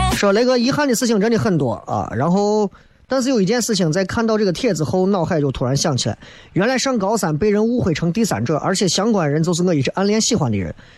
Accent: Xi'an, Shaanxi, China; 作为西安人来讲

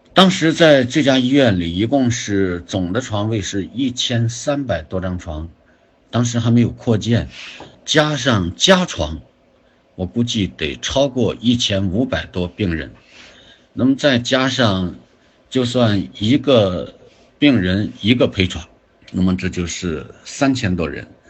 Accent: China; also born or lived in Zibo; 我们中国人

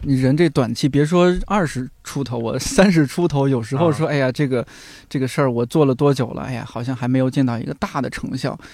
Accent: Shanxi, China; 我们山西人啊，嗯。前后鼻音不分

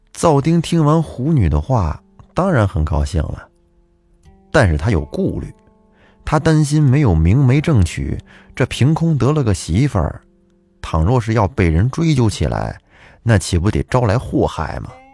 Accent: Huanghua, Hebei, China; 我的故乡也是沧州市，我是沧州黄花人

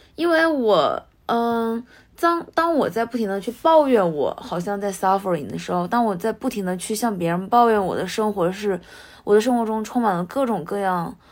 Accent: China; moved away as an adult; now in Japan; 我自己是来自中国，然后现在在日本的大学

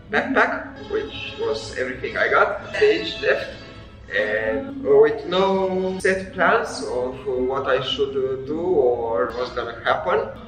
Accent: Transylvania, Romania; moved away as an adult; now in New Zealand; I was uh, born and raised in Romania, and I think I started traveling in my early 20s.

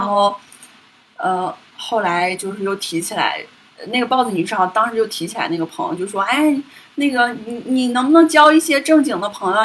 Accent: Northeast China, China; now in Beijing, China; 我的老家，就是东北那边

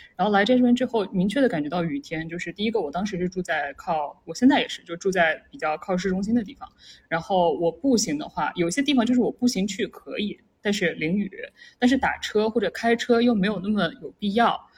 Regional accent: Jiangsu-Zhejiang-Shanghai area, China; moved away as an adult; also born or lived in Pittsburgh, United States / Silicon Valley, United States; now in Seattle, United States; 我一个从那个江浙沪过来的小孩儿

